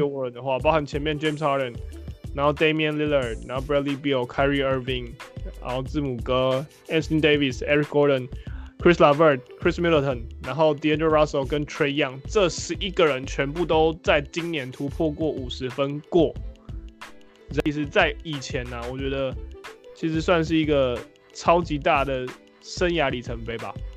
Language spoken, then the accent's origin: Chinese; Taiwan; 我们台湾人用的是 TikTok